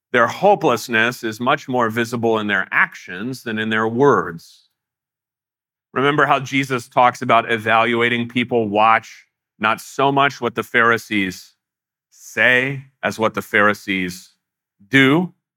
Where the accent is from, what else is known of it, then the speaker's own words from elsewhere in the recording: United States; as American Christians